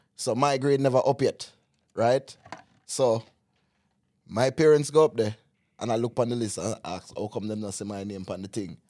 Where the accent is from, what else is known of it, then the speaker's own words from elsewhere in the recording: Jamaica; moved away; As a Jamaican